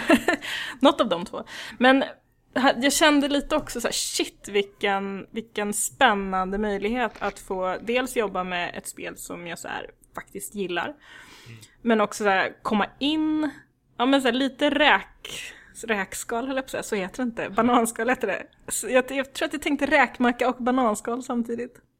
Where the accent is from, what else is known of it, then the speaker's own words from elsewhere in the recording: Värnamo, Jönköping County, Sweden; jag växte upp i Värnamo i Småland